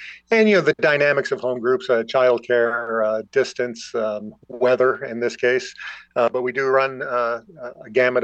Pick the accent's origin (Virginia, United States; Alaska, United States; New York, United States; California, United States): New York, United States; Buffalo; moved away as an adult; now in Watertown, United States; my hometown in Buffalo